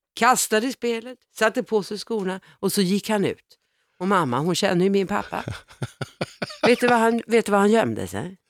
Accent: Stockholm, Stockholm County, Sweden; barndomsförorten som jag är uppvuxen i, Vårberg

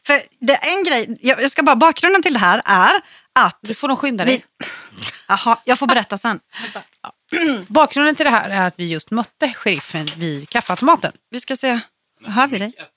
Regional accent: Växjö, Kronoberg County, Sweden; also born or lived in Öland; jag är uppvuxen i Växjö

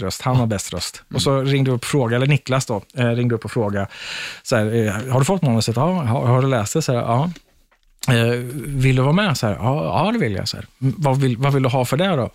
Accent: Linköping, Östergötland, Sweden; Jag är från Linköping

